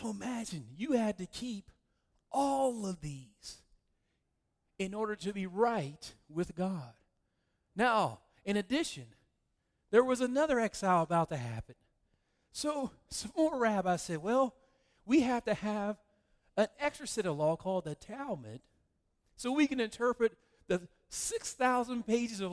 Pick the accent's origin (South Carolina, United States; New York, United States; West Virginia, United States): West Virginia, United States; I'm from West Virginia